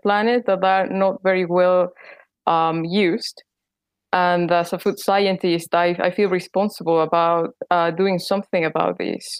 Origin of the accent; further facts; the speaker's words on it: Mexico City, Mexico; moved away as an adult; also born or lived in Leeds, United Kingdom; now in United Kingdom; I'm from Mexico City